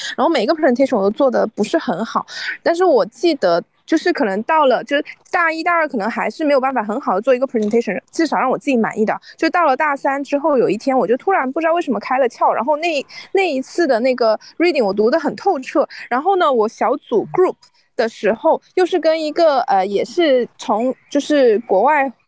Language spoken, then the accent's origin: Chinese; China; now in Canada; 我们中国人在，中国留学生